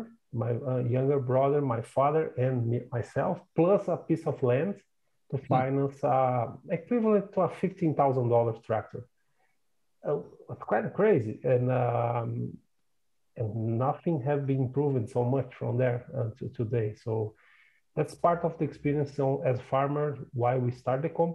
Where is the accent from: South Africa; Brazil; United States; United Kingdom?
Brazil; South Region; moved away as an adult; I'm originally from Brazil. My family still have a farm in the south of Brazil, close to Uruguay's country